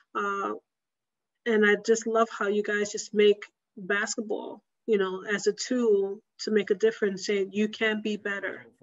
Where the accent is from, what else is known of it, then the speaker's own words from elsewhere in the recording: New York, United States; I'm from New York. I'm from the Bronx